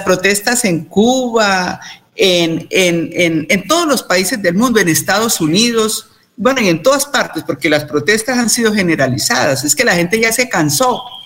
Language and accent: Spanish; Colombia; como colombianos